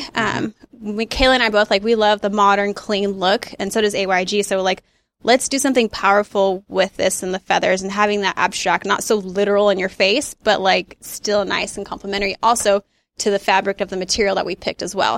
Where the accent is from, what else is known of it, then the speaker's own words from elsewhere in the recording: Dixon, California, United States; I grew up in Dixon, a little cow town outside of Sacramento